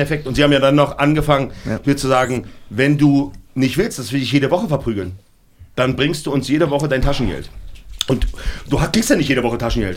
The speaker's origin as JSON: {"language": "German", "region": "Berlin", "country": "Germany", "tie": "born or raised there", "said": "Ich komme aus Berlin-Neukölln"}